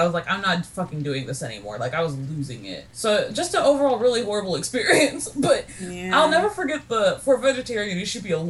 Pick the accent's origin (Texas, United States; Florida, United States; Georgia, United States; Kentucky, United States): Kentucky, United States; I'm literally from Kentucky.